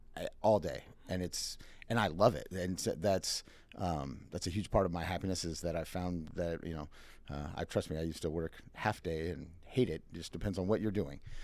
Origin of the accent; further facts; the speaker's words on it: Minnesota, United States; moved away; I am originally from Minnesota